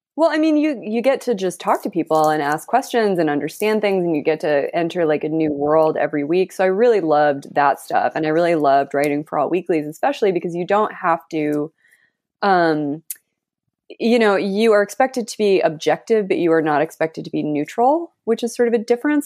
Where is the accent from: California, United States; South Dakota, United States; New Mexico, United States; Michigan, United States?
New Mexico, United States; Santa Fe; also born or lived in New York; now in Los Angeles, United States; So I am from Santa Fe, New Mexico. That's where I was born and raised